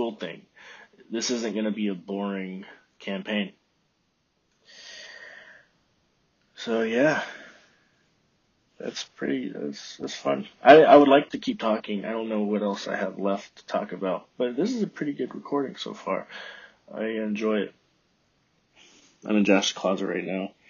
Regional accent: Texas, United States; moved away; I'm from Texas

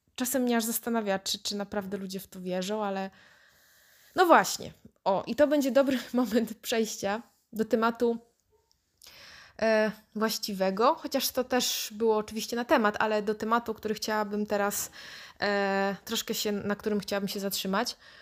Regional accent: Wrocław, Lower Silesian Voivodeship, Poland; jestem z Wrocławia, mm, miałam chrzest

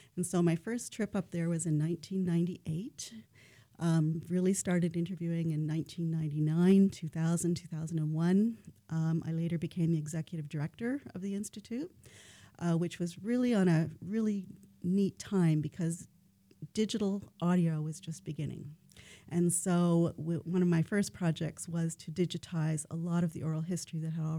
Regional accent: Ontario, Canada; now in Fairbanks, United States; I'm from Ontario

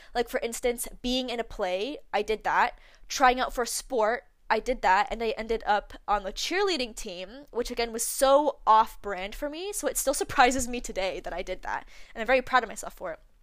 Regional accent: Canada; I was born in Canada, I was born and raised here

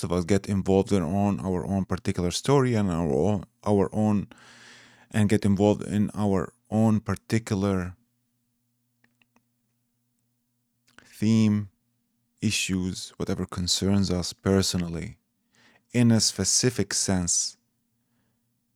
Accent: Iraq; moved away; I come originally from Iraq

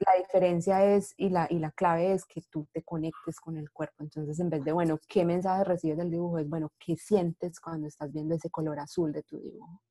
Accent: Medellín, Antioquia, Colombia; moved away as an adult; now in Seattle, United States; soy colombiana de Medellín, eh, vivo en Seattle, Washington, hace más o menos cinco años, en Estados Unidos vivo hace más o menos nueve ya.

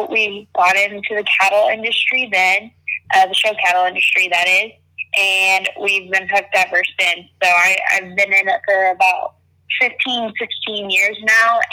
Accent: near Fayetteville, Northwest Arkansas, United States; I am originally from Northwest Arkansas. I grew up on about a 1,500-acre ranch about 15 minutes west of Fayetteville, Arkansas

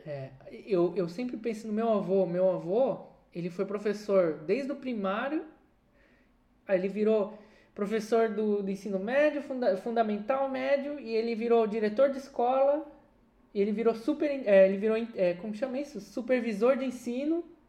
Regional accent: Brazil; moved away; dois brasileiros que estão fora do Brasil

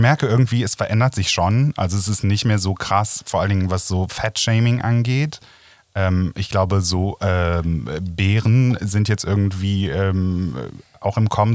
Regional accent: Rhineland, Germany; Ich als Rheinländer

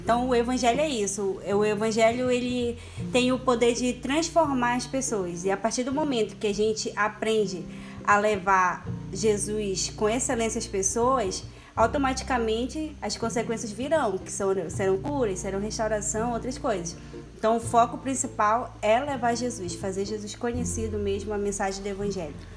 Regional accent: Amapá, Brazil; sou do estado do Amapá

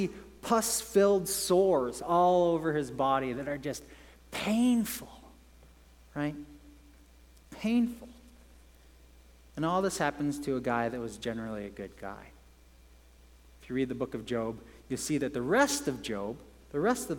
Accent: England, United Kingdom; moved away; I grew up in England

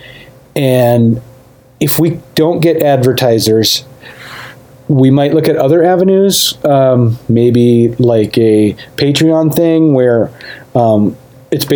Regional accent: United States; I'm American

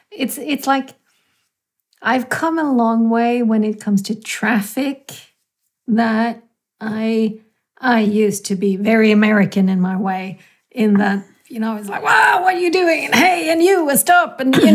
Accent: India; I'm very Indian in my way when I bike, because I, you know, kind of apply the Indian fuzzy logic.

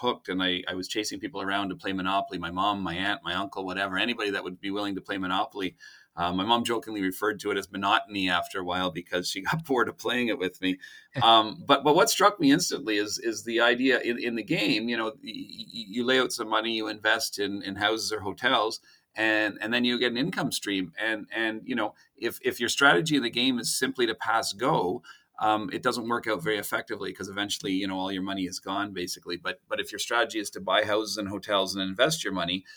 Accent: Ottawa, Ontario, Canada; Born and raised in Ottawa

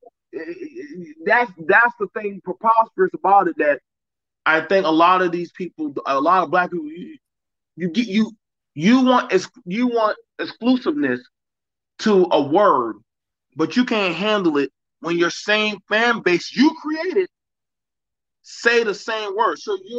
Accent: Chicago, Illinois, United States; Nigga, you know where the fuck I'm from? I'm from Chicago. I'm from Grove Street. I'm from this.

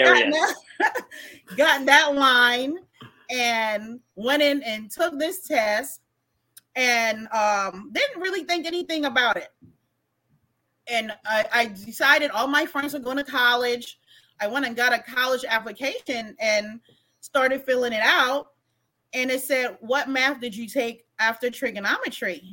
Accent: U.S. Virgin Islands; moved away as an adult; also born or lived in Germany; I grew up in Estee Thomas until junior high. And in the eighth grade, we moved to Old Tutu.

